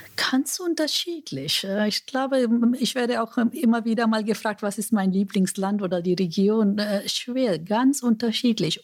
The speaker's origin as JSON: {"language": "German", "country": "India", "tie": "born or raised there", "second_language": "German", "moved": "yes", "lives_now": "Germany", "said": "Ich komme ja aus Indien"}